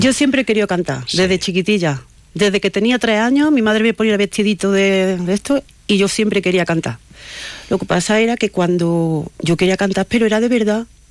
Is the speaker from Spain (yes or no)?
yes; Córdoba, Andalusia, Spain; moved away as an adult; now in Ampudia, Spain; Yo soy de Córdoba, del norte de Andalucía.